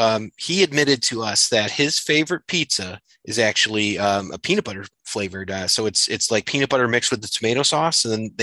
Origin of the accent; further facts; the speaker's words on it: New England, United States; also born or lived in Southington, Connecticut; now in Chicago, United States; I'm a transplant from New England out here in Chicago area